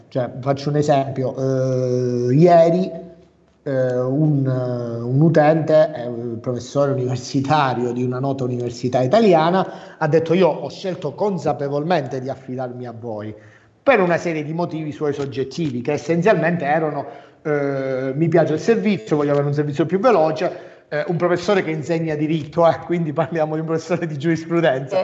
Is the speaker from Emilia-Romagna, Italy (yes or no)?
no; Cosenza, Calabria, Italy; io sono originario calabrese di Cosenza, quindi di una città piccola